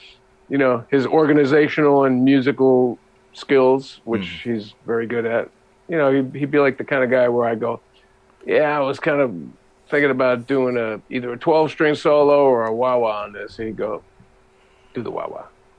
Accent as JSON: {"language": "English", "region": "New Jersey", "country": "United States", "tie": "born or raised there", "also_born_or_lived": "Utica, New York / Buffalo, New York", "lives_now": "New York City, United States", "said": "Buffalo in the city and then in a suburb outside until I was about nine. Then I moved to New Jersey, about 50 minutes outside of New York City. Okay. And that's pretty much where I had my growing up."}